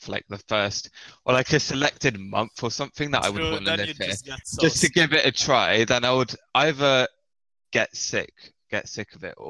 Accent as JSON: {"language": "English", "region": "England", "country": "United Kingdom", "said": "I'm English"}